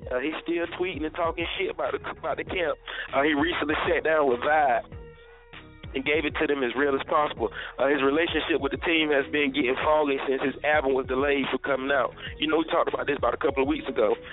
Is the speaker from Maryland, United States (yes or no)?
no; North Carolina, United States; I'm from North Carolina.